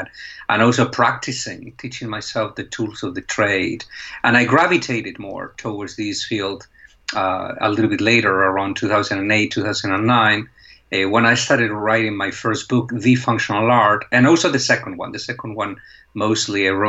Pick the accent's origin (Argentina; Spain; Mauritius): Spain; moved away as an adult; now in United States; I'm originally from Spain and I studied journalism there.